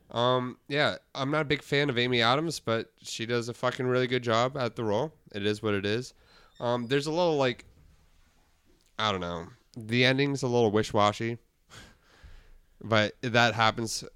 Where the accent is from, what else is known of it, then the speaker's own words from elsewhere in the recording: Guelph, Ontario, Canada; that's my hometown